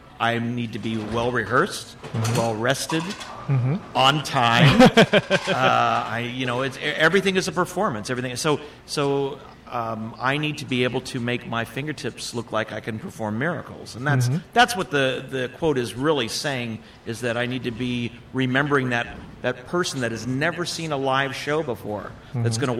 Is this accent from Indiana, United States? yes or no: no; West Covina, California, United States; moved away as an adult; now in Bakersfield, United States; Born and raised in West Covina